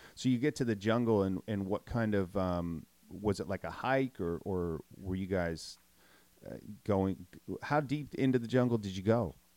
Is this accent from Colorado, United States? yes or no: no; Minnesota, United States; moved away; I grew up in Minnesota in the Midwest